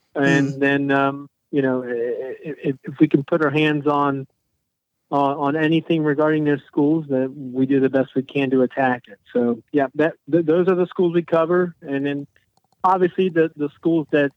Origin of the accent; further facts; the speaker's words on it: Hamilton, Ohio, United States; also born or lived in Western Illinois; I'm born and raised Hamilton boy